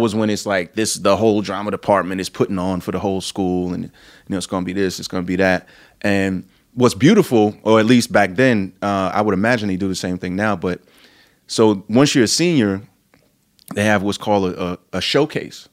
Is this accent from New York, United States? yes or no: yes; New York City, New York, United States; I'm from Brooklyn, New York